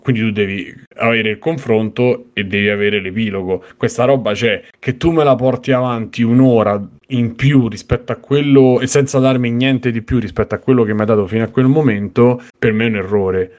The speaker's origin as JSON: {"language": "Italian", "town": "Rome", "region": "Lazio", "country": "Italy", "said": "da romano"}